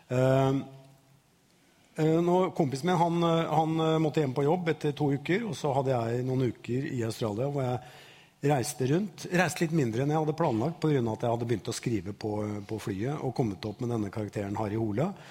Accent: Bømlo, Vestland, Norway; born there; Jeg ble født på Bømlo.

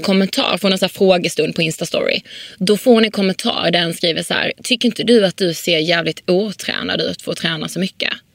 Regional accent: Karlshamn, Blekinge, Sweden; now in Stockholm, Sweden; I Karlshamn där vi kommer ifrån

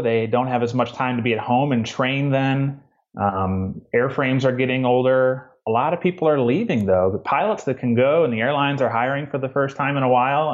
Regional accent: Midwest, United States; moved away as an adult; now in Georgia, United States; I grew up in the Midwest in a small town

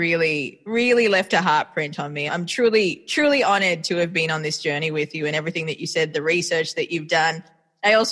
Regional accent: Melbourne, Victoria, Australia; also born or lived in Sri Lanka; now in New York, United States; I am raised in Australia, but I was born in Sri Lanka and I currently live in New York

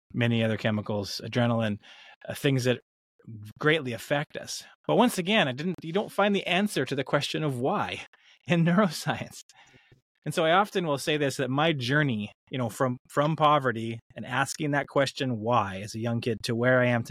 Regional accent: British Columbia, Canada; I grew up in British Columbia, Canada

